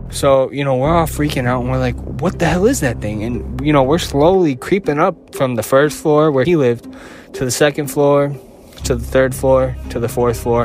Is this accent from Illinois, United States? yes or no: yes; Chicago, Illinois, United States; I'm from Chicago